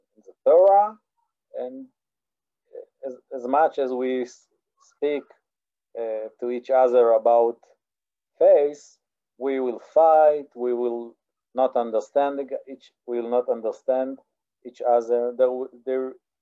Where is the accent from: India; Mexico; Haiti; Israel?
Israel; I'm from Israel